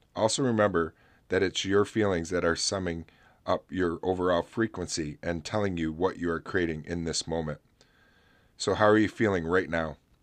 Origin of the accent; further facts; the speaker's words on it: Oswego, New York, United States; right here in my hometown